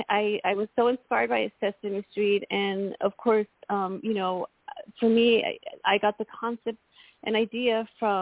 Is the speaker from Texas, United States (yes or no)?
yes; El Paso, Texas, United States; a girl who grew up very poor, very shy, and felt like the odds were against her, you know, being in a Hispanic community growing up in El Paso, Texas